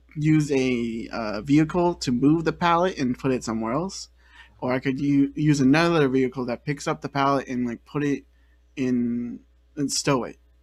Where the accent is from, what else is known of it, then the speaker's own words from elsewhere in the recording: the Bay Area, California, United States; I'm from the Bay Area, and I feel like I I'm pretty well into my roots there